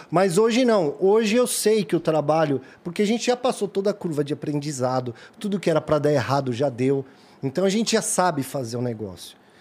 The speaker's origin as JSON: {"language": "Portuguese", "region": "São Paulo", "country": "Brazil", "tie": "born or raised there", "said": "nasci criado no Jardim Peri"}